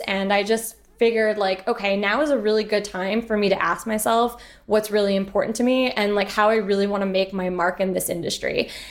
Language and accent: English; Montreal, Quebec, Canada; also born or lived in United Kingdom; I'm originally from Montreal